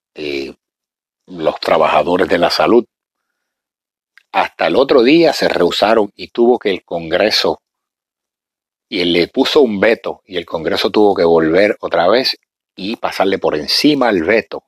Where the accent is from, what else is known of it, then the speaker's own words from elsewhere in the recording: Puerto Rico; nosotros los puertorriqueños, yo me considero parte negro